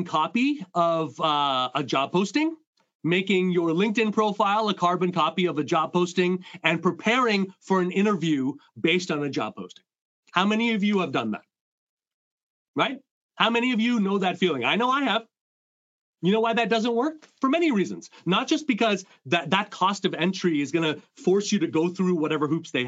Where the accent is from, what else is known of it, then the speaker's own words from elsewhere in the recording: Montreal, Quebec, Canada; I come from two Indian immigrants growing up in Montreal